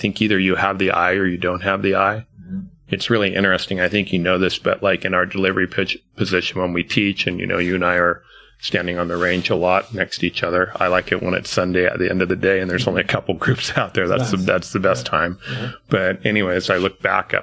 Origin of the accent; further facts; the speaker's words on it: Long Beach, California, United States; I grew up in Long Beach, California